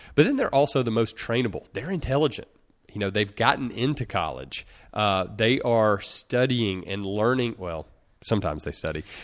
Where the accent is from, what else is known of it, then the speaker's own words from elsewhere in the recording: Russellville, Alabama, United States; the only person from my hometown of small town Russellville, Alabama, in rural Alabama